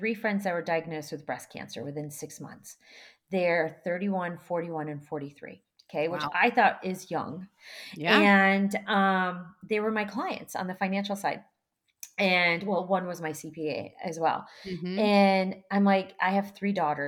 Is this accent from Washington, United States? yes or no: yes; Seattle, Washington, United States; born or raised there; also born or lived in Kyiv, Ukraine